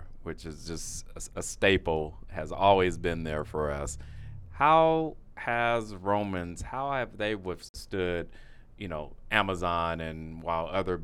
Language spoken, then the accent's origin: English; Pasadena, California, United States; growing up in Pasadena, as we both know, I grew up more closer to La Pintoresca Library